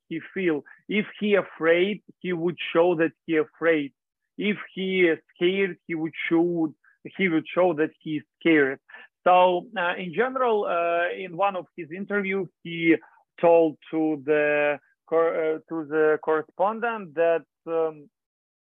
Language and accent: English; Chernihiv, Chernihiv Oblast, Ukraine; English is a second language; now in Kyiv, Ukraine; my home city was bombed a lot because I'm from Chernihiv